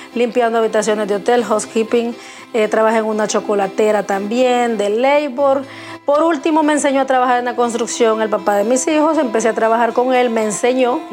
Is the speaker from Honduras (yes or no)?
yes; Honduras; moved away as an adult; now in United States; no me identificaron nunca como hondureña siempre creían que era mexicana